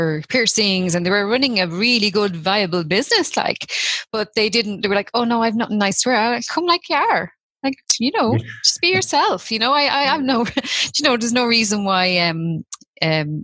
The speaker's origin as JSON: {"language": "English", "town": "Tallaght", "region": "Leinster", "country": "Ireland", "tie": "born or raised there", "also_born_or_lived": "Ballymun, Dublin", "moved": "yes", "lives_now": "Rosslare Harbour, Ireland", "said": "I grew up in Talla"}